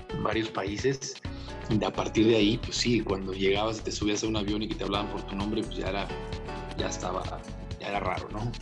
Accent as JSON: {"language": "Spanish", "town": "Tijuana", "region": "Baja California", "country": "Mexico", "moved": "as an adult", "lives_now": "Mexico City, Mexico", "said": "rentaba una casa en Tijuana, de donde soy"}